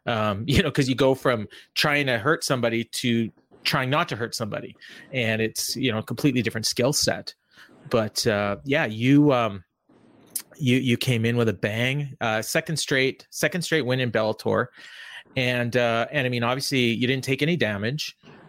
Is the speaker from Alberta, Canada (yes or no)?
no; Winnipeg, Manitoba, Canada; I'm Winnipeg.